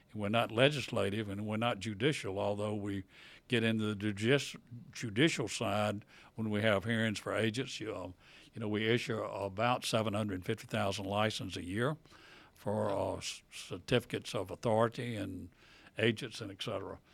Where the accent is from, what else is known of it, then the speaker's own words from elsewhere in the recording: Tupelo, Mississippi, United States; now in Vicksburg, United States; I live in Vicksburg, been in Vicksburg over fifty years. I grew up in Tupelo